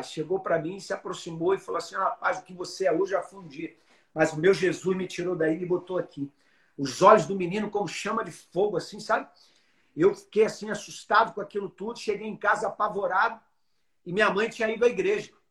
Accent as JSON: {"language": "Portuguese", "town": "Alagoinhas", "region": "Bahia", "country": "Brazil", "moved": "yes", "lives_now": "Fortaleza, Brazil", "said": "Sou baiano."}